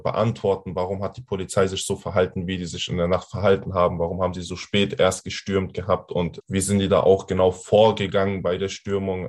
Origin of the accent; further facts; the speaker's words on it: Hanau, Hesse, Germany; bei uns in Hanau